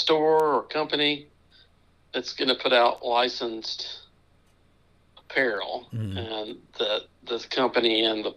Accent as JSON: {"language": "English", "town": "Memphis", "region": "Tennessee", "country": "United States", "tie": "born or raised there", "said": "Memphis State University, my hometown team"}